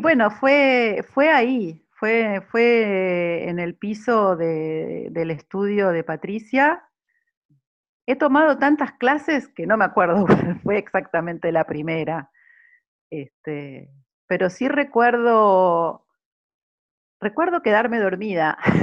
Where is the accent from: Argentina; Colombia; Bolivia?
Argentina; Buenos Aires; also born or lived in Milan, Italy; now in Sydney, Australia; Soy de Buenos Aires, Argentina, he nacido en Buenos Aires y también he vivido muchos años en Italia, en Milán